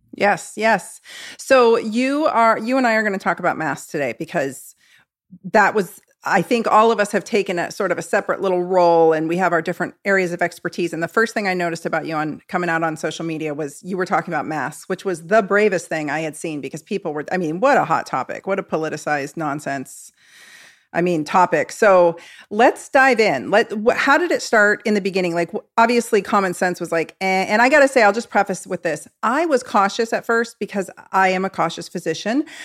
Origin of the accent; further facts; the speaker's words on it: Oregon, United States; I'm from Oregon